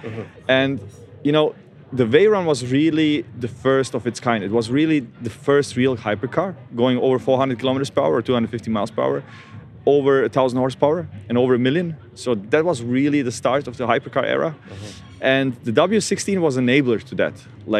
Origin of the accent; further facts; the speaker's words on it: Australia; And also, with mate instead of mate, like I'm Australian, but it's fine.